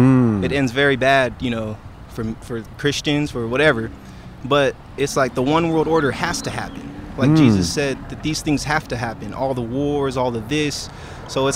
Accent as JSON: {"language": "English", "town": "San Diego", "region": "California", "country": "United States", "said": "I'm out here from San Diego"}